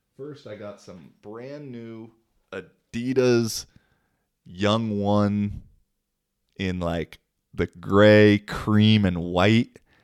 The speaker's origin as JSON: {"language": "English", "town": "Seattle", "region": "Washington", "country": "United States", "moved": "yes", "lives_now": "Finland", "said": "I'm from Seattle."}